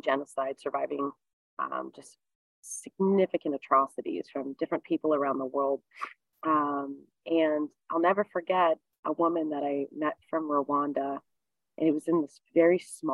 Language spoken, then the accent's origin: English; East Coast, United States; moved away; I grew up on the East Coast